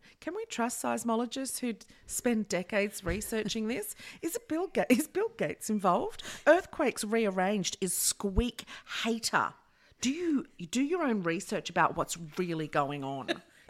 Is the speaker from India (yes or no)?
no; New Zealand; I don't know why I'm still Kiwi, but fuck, it's good.